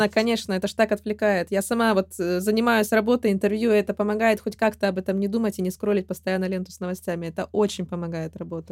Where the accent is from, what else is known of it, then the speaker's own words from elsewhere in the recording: Russia; я родилась и выросла в России